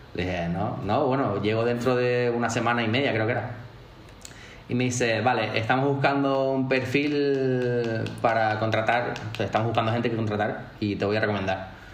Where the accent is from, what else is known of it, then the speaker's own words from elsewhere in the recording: Tenerife, Canary Islands, Spain; moved away as an adult; also born or lived in Madrid / New York / London; nacido y crecido en Tenerife